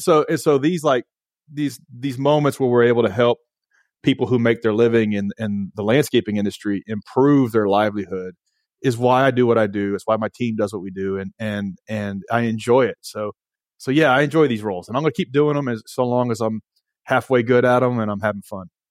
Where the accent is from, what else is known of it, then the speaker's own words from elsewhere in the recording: Nashville, Tennessee, United States; I'm from Nashville, Tennessee